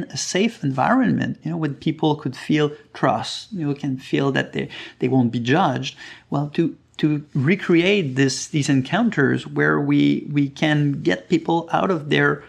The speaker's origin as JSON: {"language": "English", "town": "Sept-Îles", "region": "Quebec", "country": "Canada", "said": "I'm originally from Quebec, from Sept-Îles, the north coast of Quebec."}